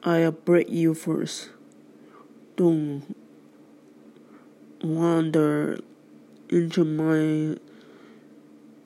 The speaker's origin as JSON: {"language": "English", "country": "United States", "said": "I and all the other American citizens of the world"}